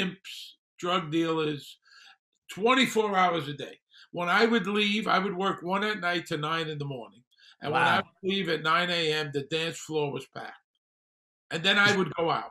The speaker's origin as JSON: {"language": "English", "town": "New York City", "region": "New York", "country": "United States", "tie": "born or raised there", "also_born_or_lived": "Las Vegas", "moved": "as an adult", "said": "I grew up in Brooklyn. I grew up on welfare."}